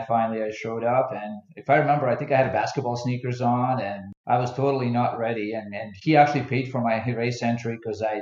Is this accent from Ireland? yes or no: no; Bosnia & Herzegovina; moved away; also born or lived in Philadelphia; When I grew up in Bosnia, I played a lot of team sports like basketball and soccer